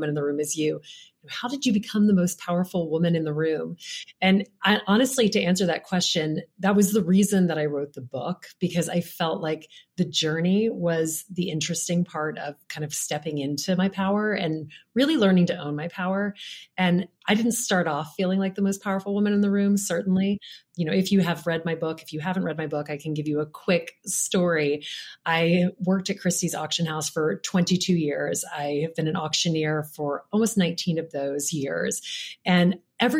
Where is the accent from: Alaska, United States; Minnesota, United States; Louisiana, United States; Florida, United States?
Louisiana, United States; moved away; I grew up in Louisiana, which is not a place where women are really taught to go out and ask for things